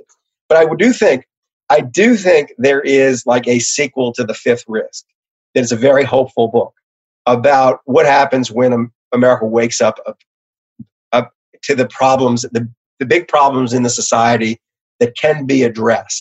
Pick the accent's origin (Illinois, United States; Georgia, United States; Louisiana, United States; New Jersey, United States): Louisiana, United States; New Orleans; I'm from New Orleans